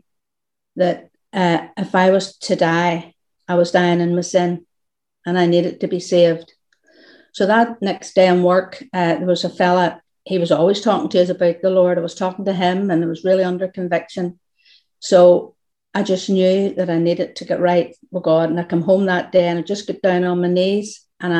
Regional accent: Portavogie, Northern Ireland, United Kingdom; I was brought up in Portavogie

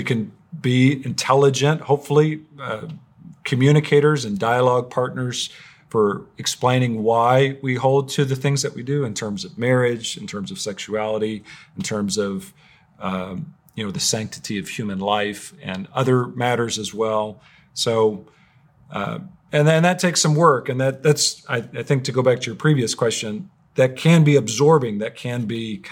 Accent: United States; I'm an American

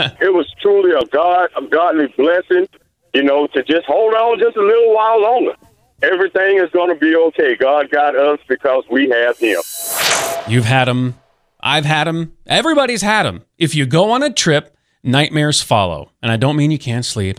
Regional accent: Mobile, Alabama, United States; moved away; Just came back from Mobile, Alabama, my hometown

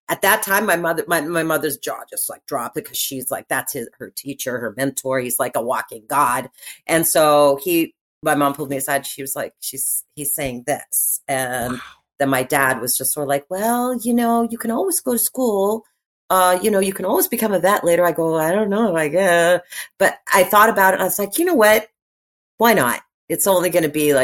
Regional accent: Toronto, Ontario, Canada; Growing up as a Canadian kid, I'm born and raised in Toronto

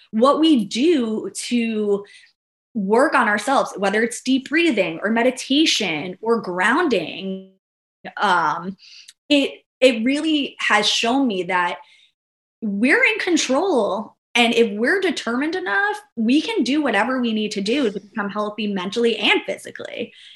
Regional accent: New York, United States; now in Florida, United States; I'm originally from New York

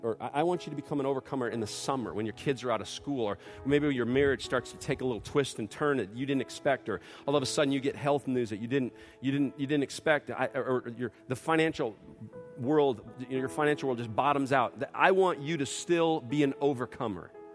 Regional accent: outside of Detroit, Michigan, United States; moved away; when we were growing up in Detroit, outside of Detroit

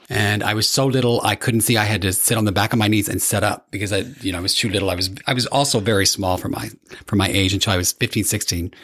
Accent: Evansville, Indiana, United States; grew up in Evansville, Indiana, which is right on the border of Kentucky. Very southern Indiana

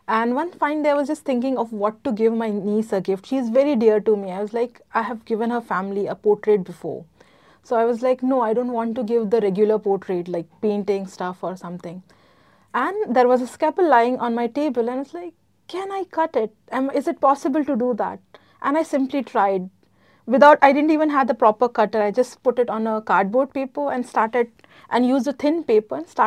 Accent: Gujarat, India; moved away as an adult; now in United Arab Emirates; I am from India, specifically from Gujarat.

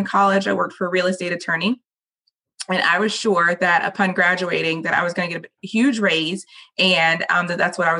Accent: Raleigh, North Carolina, United States; So I was born and raised in Raleigh

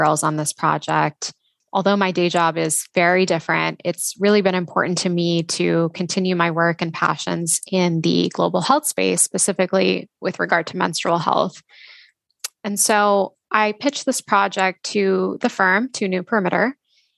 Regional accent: Texas, United States; now in Boston, United States; I'm from Texas and have kind of lived everywhere over the past decade or so

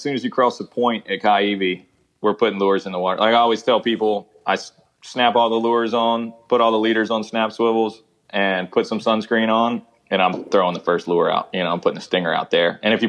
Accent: East Coast, United States; it's like that's a part that was such a trip to me is moving out there from growing up on the East Coast.

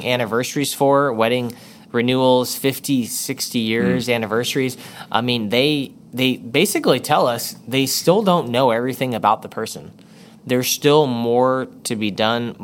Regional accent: Texas, United States; I'm from Texas

